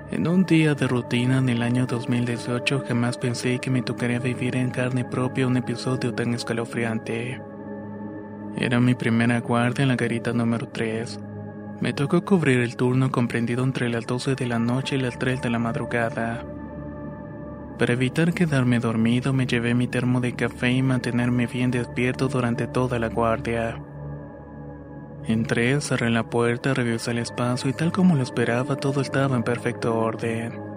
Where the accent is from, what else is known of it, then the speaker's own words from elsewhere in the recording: Ecuador; cuando era el año 2017 me alisté para prestar el servicio militar en mi país Ecuador, específicamente en la ciudad de Loja.